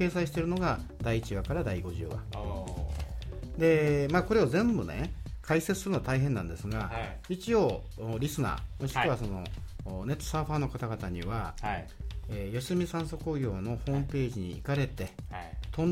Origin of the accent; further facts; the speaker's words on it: Kumamoto, Japan; accent: Kumamoto dialect; 熊本弁は喋りますが、はいわかりますが、はいちーっと違うとですね